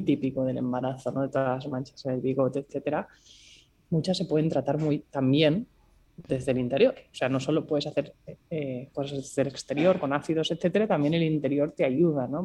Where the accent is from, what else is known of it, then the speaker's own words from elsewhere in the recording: Barcelona, Catalonia, Spain; moved away as an adult; also born or lived in Singapore; soy de Barcelona